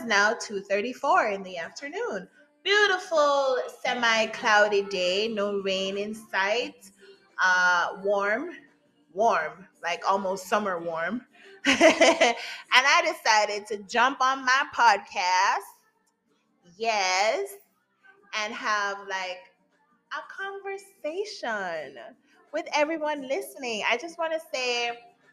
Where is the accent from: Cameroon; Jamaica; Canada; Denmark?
Jamaica; I'm Jamaican, so I went to St. Jude's Primary School